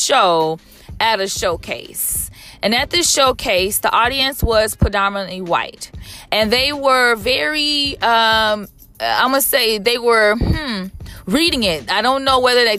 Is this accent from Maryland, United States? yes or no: no; Chicago, Illinois, United States; now in Southern California, United States; I am from Chicago